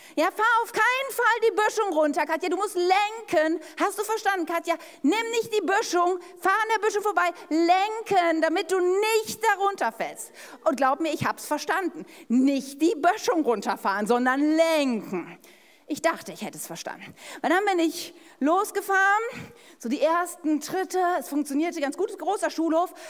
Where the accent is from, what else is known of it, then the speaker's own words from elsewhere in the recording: Ennepetal, North Rhine-Westphalia, Germany; ich bin ja in der Stadt Ennepetal aufgewachsen